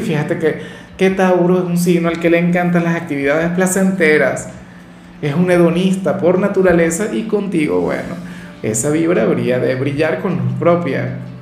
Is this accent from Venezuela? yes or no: yes; Venezuela; al menos en mi país